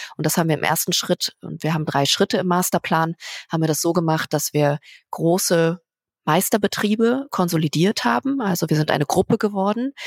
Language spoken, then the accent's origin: German; Berlin, Germany; in meiner Heimat oh Berlin